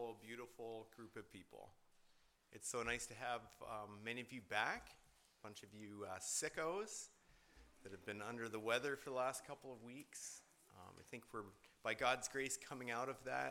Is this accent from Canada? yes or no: yes; Canada; I was born in Canada